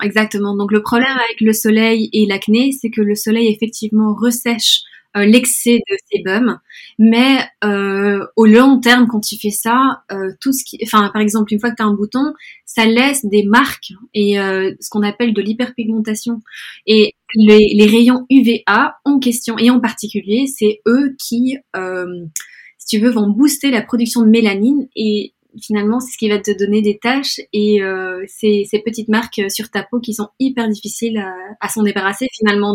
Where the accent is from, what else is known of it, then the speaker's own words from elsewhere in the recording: Brussels, Brussels-Capital Region, Belgium; also born or lived in Spain; now in London, United Kingdom; je suis espagnole d'origine, mais je suis née à Bruxelles, donc je suis un peu moitié espagnole, moitié belge